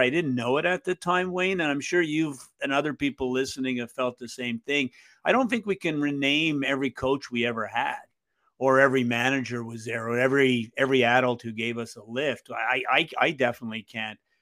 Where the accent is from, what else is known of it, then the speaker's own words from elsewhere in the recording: Montreal, Quebec, Canada; I grew up in East End, Montreal